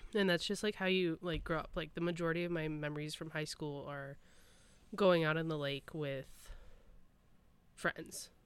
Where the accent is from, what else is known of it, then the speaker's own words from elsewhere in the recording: Clarkston, Michigan, United States; moved away as an adult; now in Arizona, United States; where I grew up in Clarkston, we had one high school